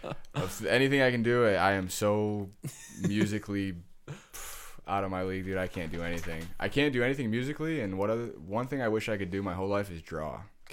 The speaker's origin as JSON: {"language": "English", "town": "Detroit", "region": "Michigan", "country": "United States", "said": "Well, I'm from Detroit."}